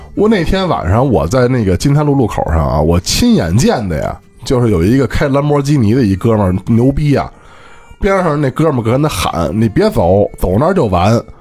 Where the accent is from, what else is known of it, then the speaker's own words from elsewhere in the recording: Beijing, China; 我小时候在北京可没住平房啊，我小时候就是楼房了